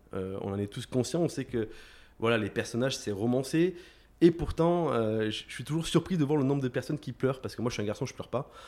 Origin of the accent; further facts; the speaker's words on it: Aix-en-Provence, Provence-Alpes-Côte d'Azur, France; moved away as an adult; also born or lived in Marseille / Nancy; je suis né sur Marseille, j'ai grandi sur Aix-en-Provence.